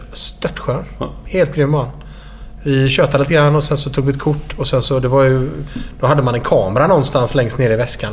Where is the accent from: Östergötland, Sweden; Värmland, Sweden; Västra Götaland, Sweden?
Västra Götaland, Sweden; Gothenburg; also born or lived in Stockholm; sen flyttade vi till Göteborg och bodde i Skintebo. Och, eh, söder om Göteborg. En bit ovanför eh, Kullavik. Eh, och där har jag bott hela mitt liv